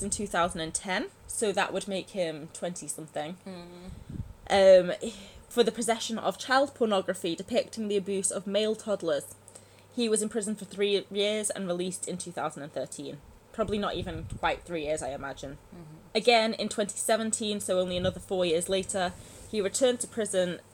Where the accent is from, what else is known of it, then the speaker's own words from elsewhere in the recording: Manchester, North West England, United Kingdom; now in Scotland, United Kingdom; I'm from Manchester, and it's not far from Liverpool.